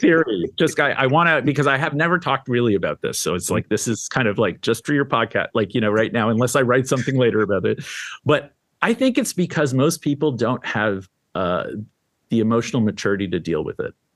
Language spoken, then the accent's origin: English; Canada; also born or lived in Syria / Lebanon; now in New York, United States; I was born in Syria, raised in Canada.